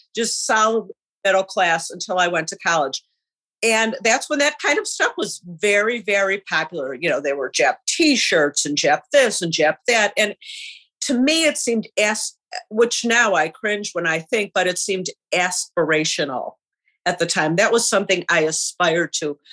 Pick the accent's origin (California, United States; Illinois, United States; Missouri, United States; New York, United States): Illinois, United States; Chicago; I grew up in Rogers Park in Chicago, which is a very middle-class neighbor.